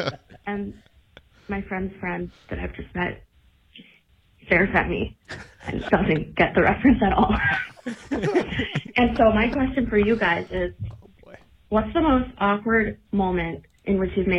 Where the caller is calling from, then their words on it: San Diego, California, United States; I'm calling from San Diego.